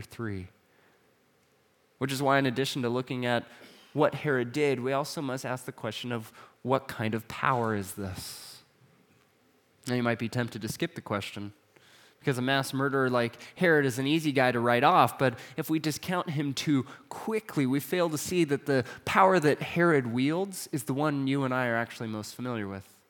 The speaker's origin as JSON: {"language": "English", "town": "Atascadero", "region": "California", "country": "United States", "tie": "born or raised there", "moved": "yes", "said": "I grew up in a small town called Tascadero, which was a great small town to be from"}